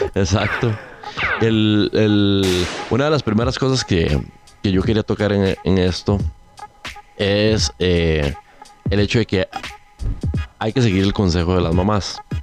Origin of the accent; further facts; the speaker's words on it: Siquirres, Limón, Costa Rica; moved away; cuando yo crecí allá en Siquirres, me gustaba mucho. No había pizzerías en Siquirres